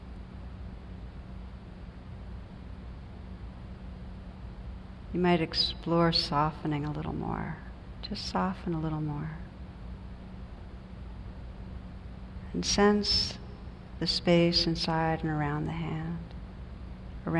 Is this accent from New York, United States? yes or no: no; New Jersey, United States; moved away; I come from New Jersey